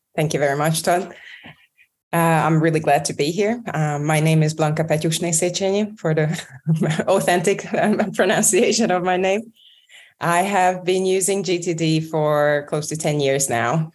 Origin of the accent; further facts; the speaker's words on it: Budapest, Hungary; moved away as an adult; also born or lived in London; I moved back from London to Budapest